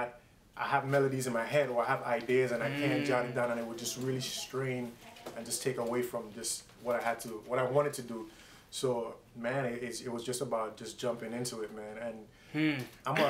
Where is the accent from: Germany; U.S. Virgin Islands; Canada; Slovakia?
U.S. Virgin Islands; now in Miami, United States; originally born and raised in the Virgin Islands, St. Thomas, U.S. Virgin Islands